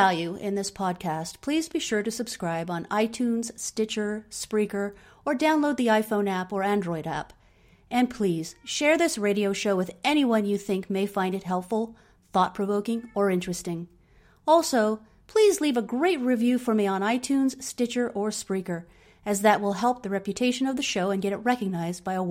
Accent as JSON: {"language": "English", "area": "Suffolk, near Bury St Edmunds", "region": "East of England", "country": "United Kingdom", "tie": "born or raised there", "moved": "yes", "said": "I grew up in East Anglia, Suffolk, near Bury St. Edmunds"}